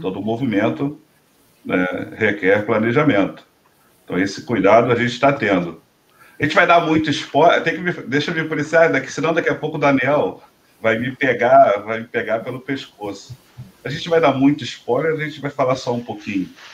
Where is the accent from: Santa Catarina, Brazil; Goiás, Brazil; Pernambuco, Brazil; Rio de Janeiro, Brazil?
Rio de Janeiro, Brazil; a gente é aqui do Rio de Janeiro